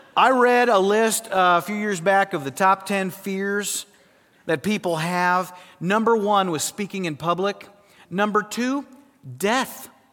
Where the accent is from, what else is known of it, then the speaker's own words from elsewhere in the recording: South Dakota, United States; I grew up in South Dakota